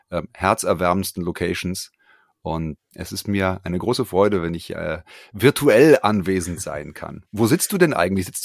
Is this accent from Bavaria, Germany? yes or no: no; Frankfurt, Hesse, Germany; born there; Richtig, ich bin gebürtiger Frankfurter, lebe in Frankfurt